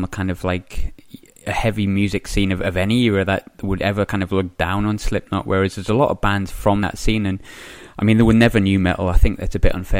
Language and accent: English; Sunderland, North East England, United Kingdom; moved away; I'm from Sunderland originally